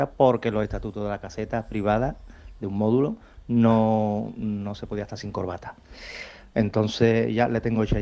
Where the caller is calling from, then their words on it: Seville, Andalusia, Spain; Hola, buenos días. … de Sevilla.